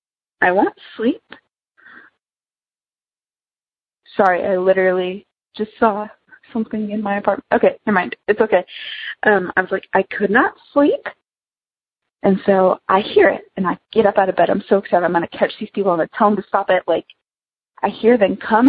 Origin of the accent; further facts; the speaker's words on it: United States; moved away as an adult; now in Wichita, United States; I go to school in Wichita, but my hometown is about an hour away from Branson